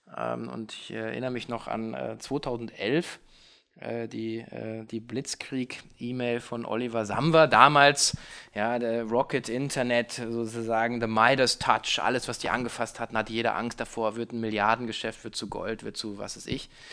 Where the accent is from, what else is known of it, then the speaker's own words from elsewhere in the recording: Hanover, Lower Saxony, Germany; Ich bin heute hier in meiner Heimatstadt in Hannover